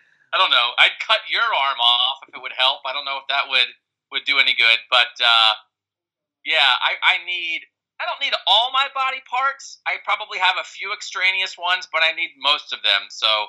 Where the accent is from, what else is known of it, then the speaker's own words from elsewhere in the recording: Pennsylvania, United States; now in Ohio, United States; I'm not from Ohio originally. I grew up in Pennsylvania